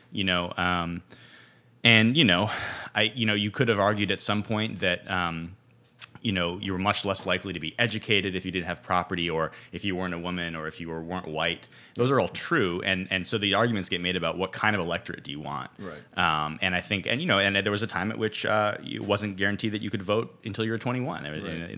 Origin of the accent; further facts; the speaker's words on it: California, United States; moved away as an adult; also born or lived in Ohio / Brooklyn, New York; I'm originally from California, went to school in Ohio, and, uh, undergrad in Ohio, and then I lived in Brooklyn for for ten years